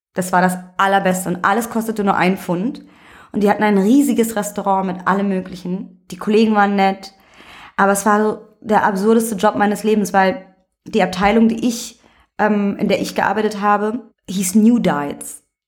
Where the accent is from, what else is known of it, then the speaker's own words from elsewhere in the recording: Berlin, Germany; also born or lived in Vienna, Austria; bin aber mit einem Jahr nach Berlin gekommen und für mich existiert dieses eine Jahr nicht, deswegen ich bin Berlinerin